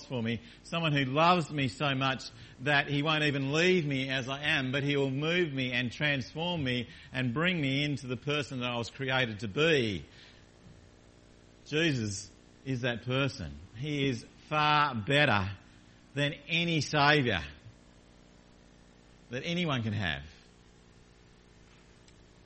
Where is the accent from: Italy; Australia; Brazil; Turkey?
Australia; Launceston, Tasmania; I grew up in Tasmania in a town called Launceston in a family, mum and dad and a sister